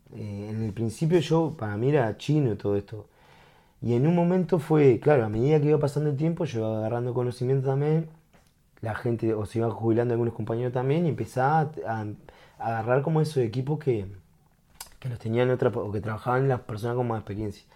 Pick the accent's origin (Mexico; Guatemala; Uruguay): Uruguay; como uruguayo